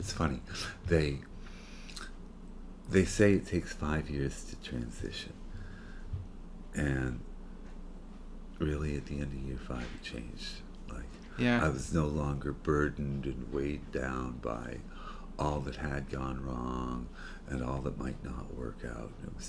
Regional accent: Tiverton, Rhode Island, United States; born or raised there; also born or lived in Fall River

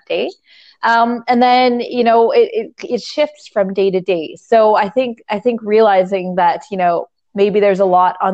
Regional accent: Canada; I'm Canadian.

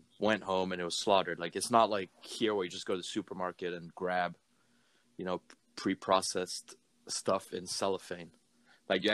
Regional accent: Niger; also born or lived in Amsterdam; now in Orlando, United States; Growing up in Niger, Niger is dominantly Muslim

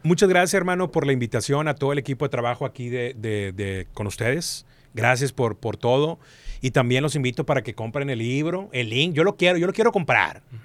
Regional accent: Monterrey, Nuevo León, Mexico; also born or lived in Durango; yo nací aquí en Monterrey.

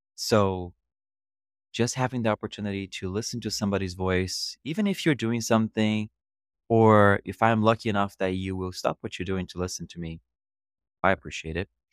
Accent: Rio de Janeiro, Brazil; English is a second language; moved away as an adult; also born or lived in Scranton, Pennsylvania / Miami; now in New York City, United States; I grew up in Brazil, more specifically in Rio, and I lived there until I was twenty years old

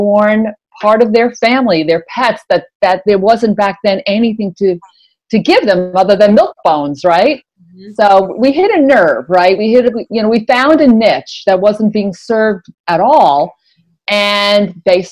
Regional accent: New York, United States; I'm a New Yorker, and I went right to Madison Avenue

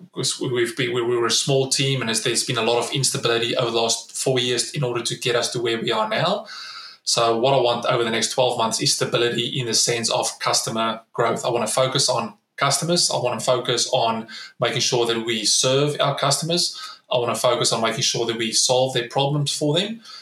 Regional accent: South Africa; moved away as an adult; now in Australia; As a South African, I grew up in, in South Africa during the 90s

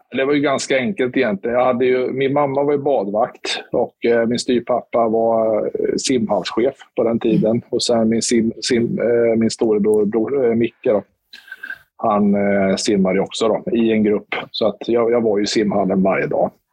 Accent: Motala, Östergötland, Sweden; also born or lived in Stockholm; now in Linköping, Sweden; jag är uppväxt i Motala

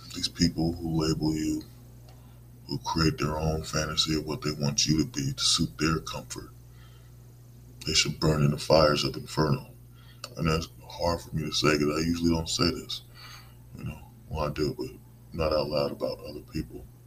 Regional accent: United States; as American people, as citizens

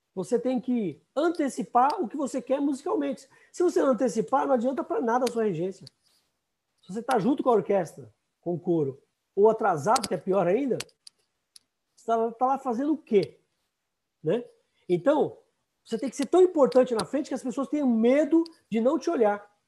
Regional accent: São Paulo, Brazil; also born or lived in Minas Gerais; Eu nasci em Minas Gerais, nós mudamos para São Paulo, eu tinha oito anos

